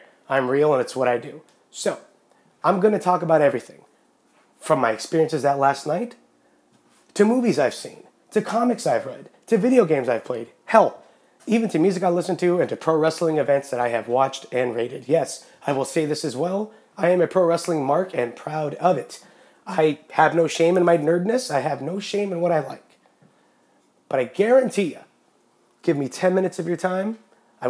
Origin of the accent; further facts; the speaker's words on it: Yreka, California, United States; also born or lived in Los Angeles, California; Moved to a very, very quiet country community called Yreka, California